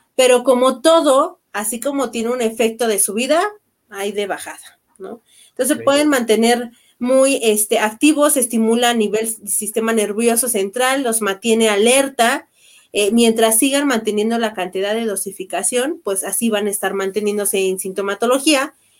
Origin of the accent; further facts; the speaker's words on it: Mexico; como buenos mexicanos